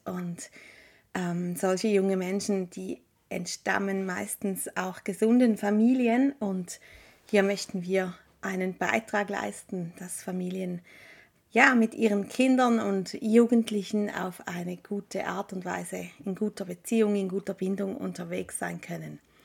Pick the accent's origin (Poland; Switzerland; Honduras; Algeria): Switzerland; Appenzell; also born or lived in Eastern Switzerland near Lake Constance; Wir sind beide im Appenzellerland aufgewachsen